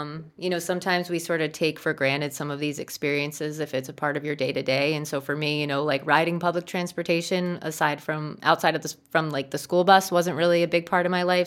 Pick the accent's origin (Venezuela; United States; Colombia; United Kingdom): United States; New Jersey; I grew up in New Jersey, and I grew up in a pretty small suburb in New Jersey